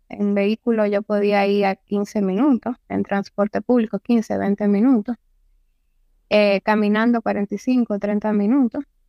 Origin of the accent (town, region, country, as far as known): Santiago de los Caballeros, Santiago, Dominican Republic